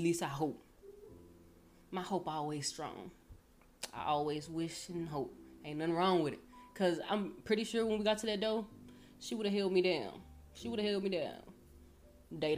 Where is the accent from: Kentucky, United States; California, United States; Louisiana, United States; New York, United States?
Louisiana, United States; now in Irving, United States; I'm from Louisiana. We came moving out here.